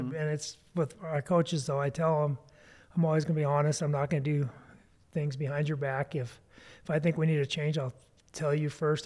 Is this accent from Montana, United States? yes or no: yes; East Helena, Montana, United States; I grew up in East Helena.